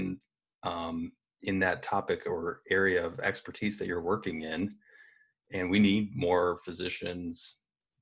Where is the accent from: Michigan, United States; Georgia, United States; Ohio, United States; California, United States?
Michigan, United States; Dimondale; we grew up in Diamonddale, Michigan